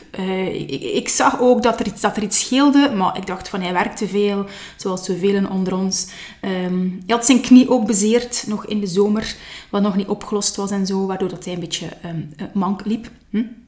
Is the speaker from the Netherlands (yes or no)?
no; Nazareth, Flanders, Belgium; also born or lived in Leuven / Kortrijk; ben ik opgegroeid in het Gentse, geboren wel in Leuven, maar al snel zijn wij verhuisd naar West-Vlaanderen, opnieuw naar Kortrijk. En uiteindelijk, eh, zijn wij met ons gezin beland in, eh, in Nazareth